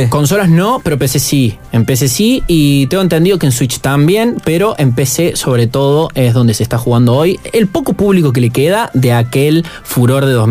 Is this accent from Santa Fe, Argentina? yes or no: no; Córdoba, Argentina; soy cordobés